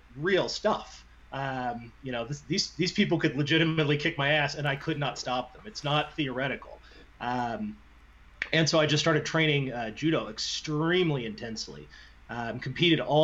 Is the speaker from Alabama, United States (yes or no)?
no; Indiana, United States; I'm from Indiana